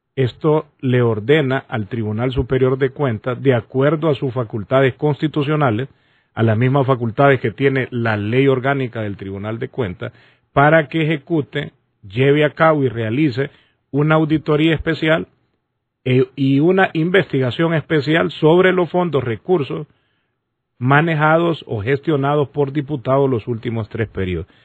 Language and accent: Spanish; Honduras; nosotros como hondureños